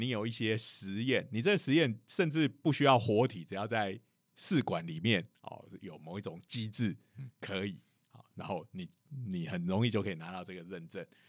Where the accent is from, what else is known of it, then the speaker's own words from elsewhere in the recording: Taiwan; 然后我们台湾人都超信这种啊，这种东西有效